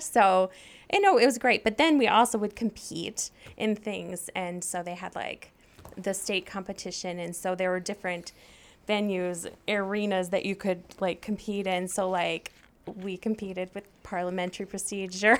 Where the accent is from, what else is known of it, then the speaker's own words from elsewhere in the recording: Saline, Michigan, United States; I grew up in Saline, Michigan, which is a, basically a suburb of Ann Arbor